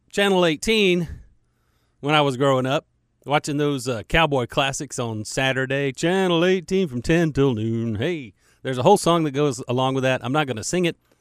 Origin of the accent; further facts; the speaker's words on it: United States; I'm an American